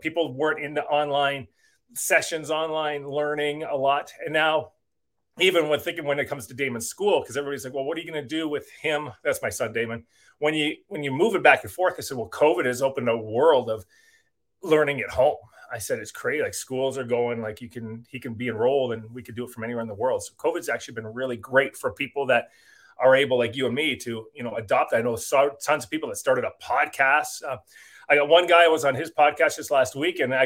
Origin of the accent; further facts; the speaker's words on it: Burlington, Ontario, Canada; moved away as an adult; now in Vancouver, Canada; I was from Burlington